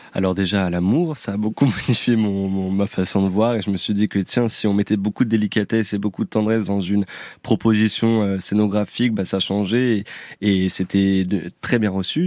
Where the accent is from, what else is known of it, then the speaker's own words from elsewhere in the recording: Réunion; je suis originaire de la Réunion